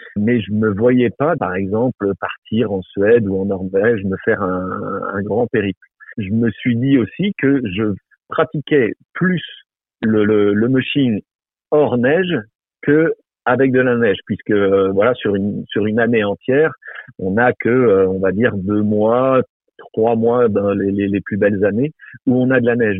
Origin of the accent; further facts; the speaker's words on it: Brittany, France; now in Haut-Jura, France; je suis originaire de Bretagne